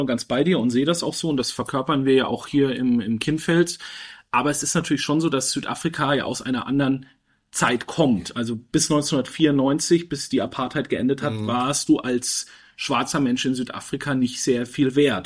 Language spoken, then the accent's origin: German; Germany; wir uns ja auch immer als Deutsche mit unserer Vergangenheit beschäftigen werden müssen